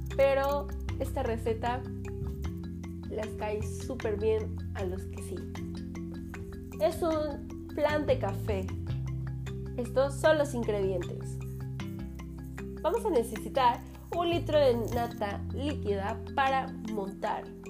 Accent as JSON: {"language": "Spanish", "country": "Mexico", "also_born_or_lived": "Fortín de las Flores, Veracruz", "said": "Soy mexicana y estamos transmitiendo desde la ciudad de Fortín de las Flores, Veracruz"}